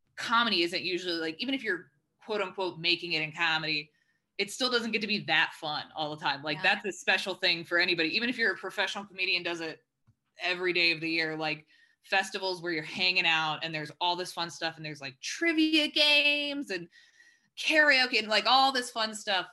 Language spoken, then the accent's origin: English; Texas, United States; moved away as an adult; also born or lived in Arkansas; now in Los Angeles, United States; So I grew up in Texas.